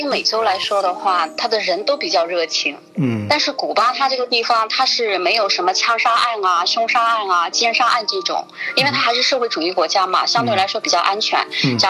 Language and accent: Chinese; Southern Jiangsu, China; 因为我是土生土长的那个苏南人嘛